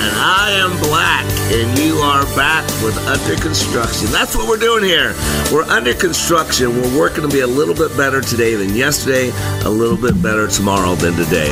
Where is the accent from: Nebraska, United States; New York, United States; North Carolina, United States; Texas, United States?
Texas, United States; Dallas; I'm actually in Dallas from Dallas